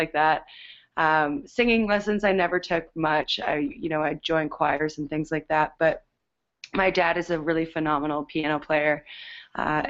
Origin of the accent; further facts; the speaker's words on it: Canada; we're Canadian